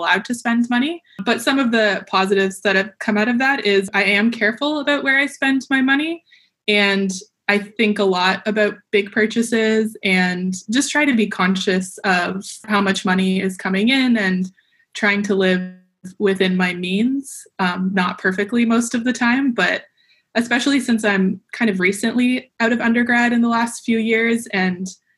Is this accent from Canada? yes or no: yes; Brampton, Ontario, Canada; moved away as an adult; also born or lived in Waterloo, Canada; now in San Diego, United States; I was born and grew up in Brampton, so very familiar with the GTA area